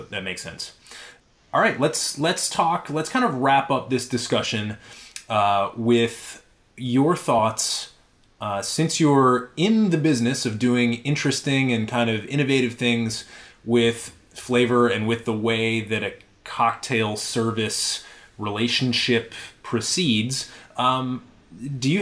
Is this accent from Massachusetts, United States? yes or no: yes; Western Massachusetts, United States; I grew up in Western Massachusetts, and that is the home of Yankee Candle.